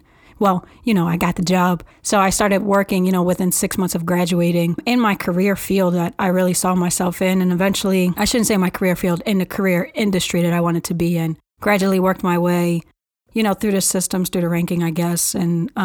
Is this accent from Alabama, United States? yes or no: no; Philadelphia, Pennsylvania, United States; I was born and raised in North Philadelphia by a single parent